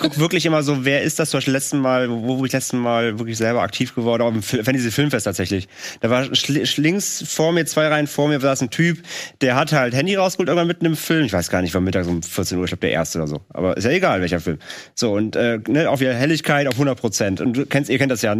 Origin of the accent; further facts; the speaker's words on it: Rhineland, Germany; in unserem kleinen, äh, Kleinstadtkino in meiner Heimat in, im Rheinland